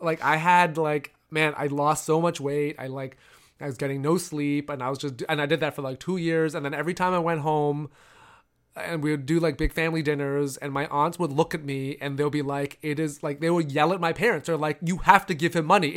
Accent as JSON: {"language": "English", "town": "Toronto", "region": "Ontario", "country": "Canada", "tie": "born or raised there", "said": "I grew up in Toronto"}